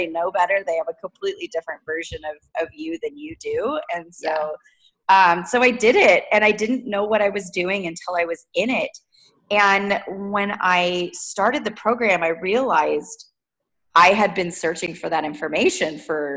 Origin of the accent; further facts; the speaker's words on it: Southern California, United States; moved away as an adult; now in Pacific Northwest, United States; I grew up in Southern California